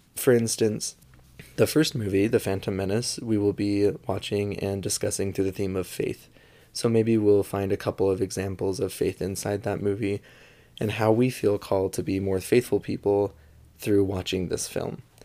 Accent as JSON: {"language": "English", "town": "St. George", "region": "Utah", "country": "United States", "tie": "born or raised there", "moved": "yes", "lives_now": "Salt Lake City area, United States", "said": "I am from Saint George, Utah, which is a smaller town in southern Utah, kind of close to Las Vegas. and I was born and raised there"}